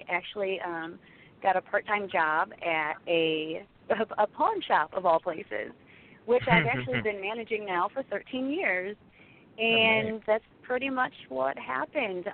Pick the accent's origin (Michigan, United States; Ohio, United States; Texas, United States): Ohio, United States; Monroeville; I'm from Ohio